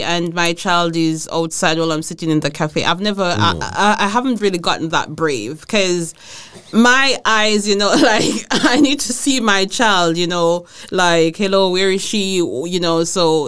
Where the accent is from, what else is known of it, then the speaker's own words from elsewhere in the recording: Jamaica; moved away as an adult; also born or lived in Aarhus, Denmark / Herning, Denmark; now in Denmark; I'm from Jamaica